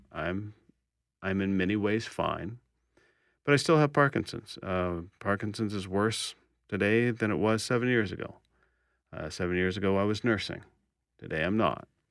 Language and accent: English; Kansas City, Kansas, United States; moved away as an adult; also born or lived in Texas; now in Winnipeg, Canada; I was born in Texas, was raised in Kansas, and I've lived in Winnipeg now twenty-eight years.